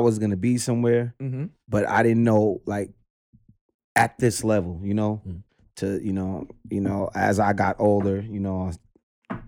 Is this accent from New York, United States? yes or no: yes; New York City, New York, United States; Crown Heights, pretty much raised, well, born